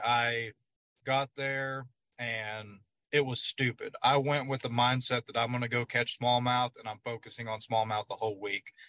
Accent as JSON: {"language": "English", "region": "Oklahoma", "country": "United States", "said": "I'm from Oklahoma here on Grand Lake"}